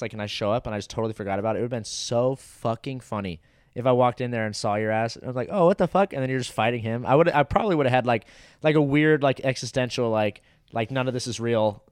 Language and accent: English; Orange County, California, United States; where I grew up in Orange County, g, my high school was